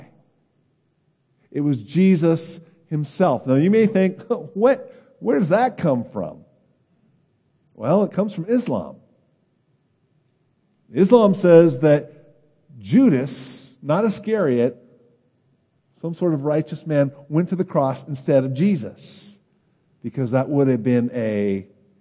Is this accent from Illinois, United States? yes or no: no; California, United States; I'm from California, and I was born in the 60s. I was a grade school child in the 70s.